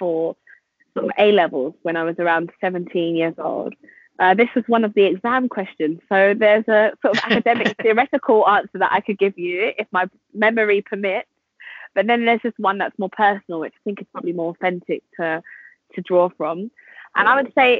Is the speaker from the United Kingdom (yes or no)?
yes; London, United Kingdom; I'm from London